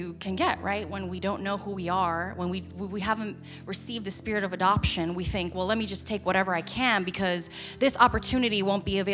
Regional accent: New York, United States; I'm from New York, so I ended up in New York City.

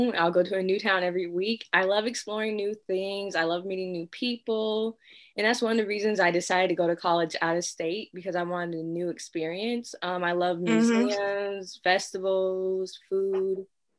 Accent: Central Florida, United States; I am from Central Florida. I am a sophomore English major and playwriting minor from Howard University.

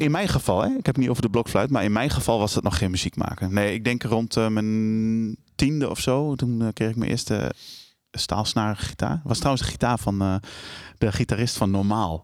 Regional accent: Almelo, Overijssel, Netherlands; Ik kom uit Almelo. Eh, ik ben geboren in, eh, in, in, eh, in zo'n flatje

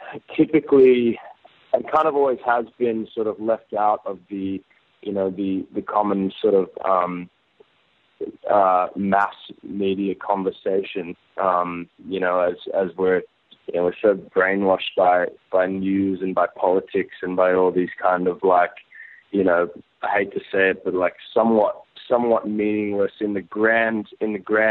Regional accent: Gold Coast, Queensland, Australia; my childhood and my experience and my years spent there growing up there

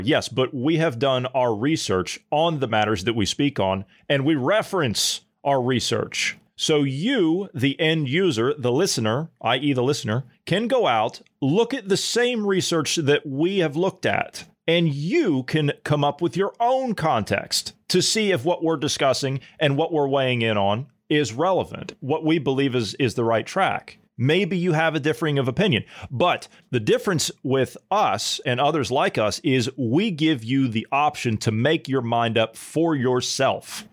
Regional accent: United States; as an American

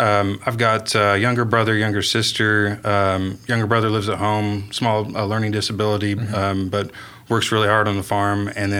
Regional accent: Chickasha, Oklahoma, United States; I was born and raised in Chickasha, Oklahoma, so just about 45 miles just southwest of here.

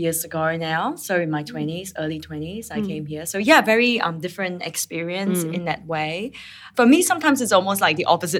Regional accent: Singapore; moved away as an adult; now in Brisbane, Australia; growing up in Singapore, that's pretty typical.

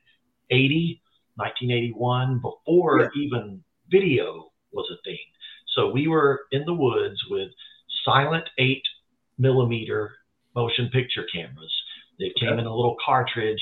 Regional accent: near Asheville, Western North Carolina, United States; I grew up in Western North Carolina all my life. I was born there, kind of close to Asheville

